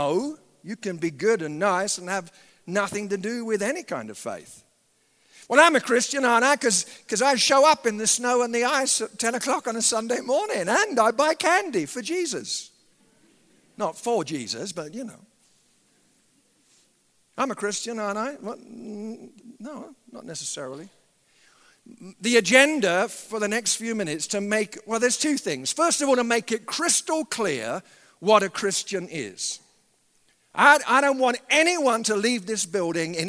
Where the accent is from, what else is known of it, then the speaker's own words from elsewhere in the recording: England, United Kingdom; moved away; I grew up in England